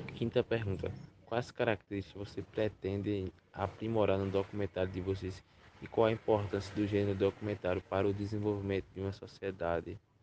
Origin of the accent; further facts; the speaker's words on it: Iati, Pernambuco, Brazil; tenho 17 anos e sou do município de Iati.